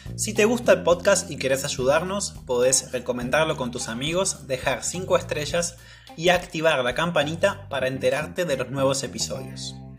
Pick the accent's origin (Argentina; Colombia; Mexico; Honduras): Argentina; Patagonia; yo soy de la Patagonia